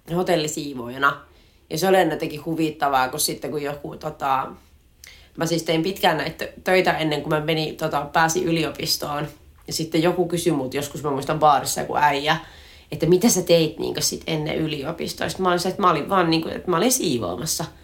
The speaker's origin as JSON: {"language": "Finnish", "region": "inland Finland", "country": "Finland", "said": "me sisäsuomalaiset"}